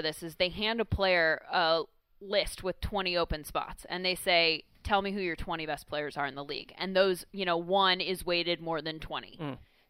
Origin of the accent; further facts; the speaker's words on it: Lake Forest, California, United States; I grew up in Lake Forest, which is the city that's just inland of Laguna Beach.